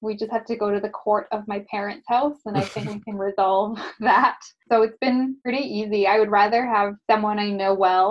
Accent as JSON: {"language": "English", "town": "Burlington", "region": "Ontario", "country": "Canada", "tie": "born or raised there", "lives_now": "Hamilton, Canada", "said": "I grew up in Burlington and then moved to Hamilton"}